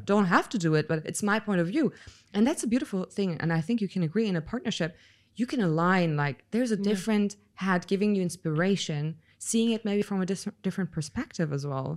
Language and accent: English; Germany; I was born and raised in Germany